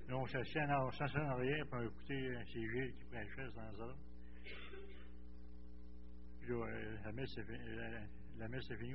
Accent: Gaspésie, Quebec, Canada; now in Saint-Hyacinthe, Canada; suis né en Gaspésie j'ai arrivé par mon beau-père.

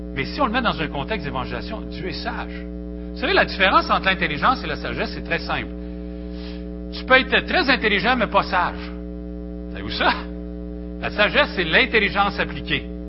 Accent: Victoriaville, Quebec, Canada; je viens de Victo, Victoriaville, Seigneur. J'étais un petit gars du centre du Québec

